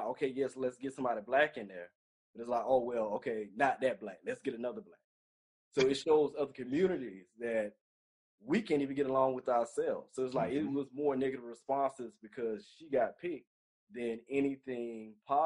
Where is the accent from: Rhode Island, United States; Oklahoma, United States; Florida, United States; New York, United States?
Florida, United States; I'm from Florida